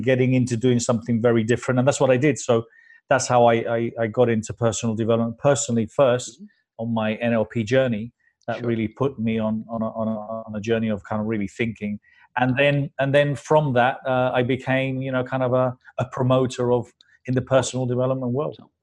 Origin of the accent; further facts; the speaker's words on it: London, United Kingdom; also born or lived in Spain; My parents were Spanish immigrants, so I was brought up here in London